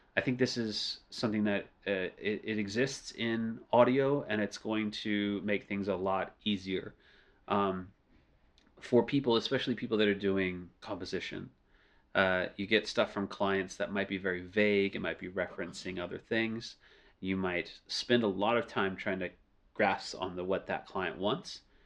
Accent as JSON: {"language": "English", "town": "New Orleans", "region": "Louisiana", "country": "United States", "tie": "born or raised there", "first_language": "English", "moved": "as an adult", "lives_now": "Beijing, China", "said": "New Orleans, sadly, is my hometown"}